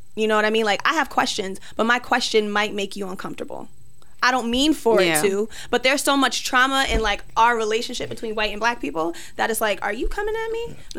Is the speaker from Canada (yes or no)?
no; Jamaica; you came from Ireland and I'm from Jamaica